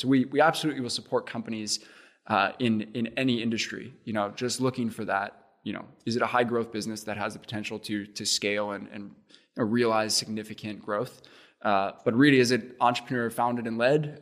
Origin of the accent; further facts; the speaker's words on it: Cape Town, Western Cape, South Africa; moved away as an adult; also born or lived in Indiana, United States; now in Indianapolis, United States; I grew up in Cape Town, went to, went to school there, uh, went to high school there, and then actually made it to Central Indiana to play baseball.